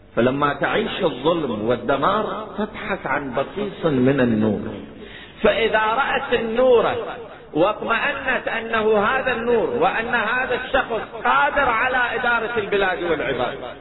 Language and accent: Arabic; Iraq; عندنا في العراق